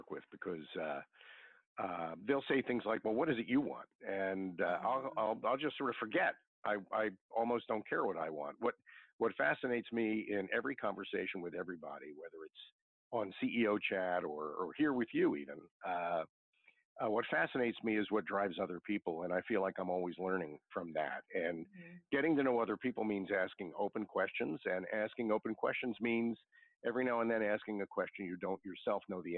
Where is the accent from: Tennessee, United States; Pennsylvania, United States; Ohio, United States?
Pennsylvania, United States; Philadelphia; growing up in South Philadelphia